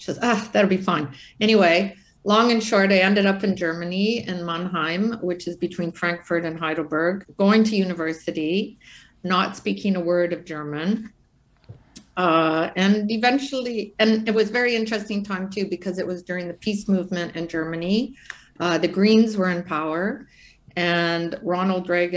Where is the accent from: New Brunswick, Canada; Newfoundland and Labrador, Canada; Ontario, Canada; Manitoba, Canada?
Ontario, Canada; Brampton; I was born actually in Brampton, Ontario, when Brampton was like 30,000 people